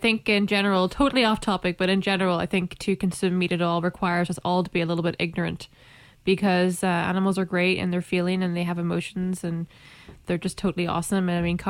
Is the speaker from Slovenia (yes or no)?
no; Ireland; are you trying to imply that because I'm Irish, the stereotype that I must love potatoes is true?